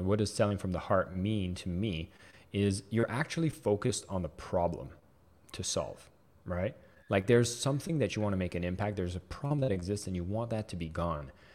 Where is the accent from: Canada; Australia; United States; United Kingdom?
Canada; I am French Canadian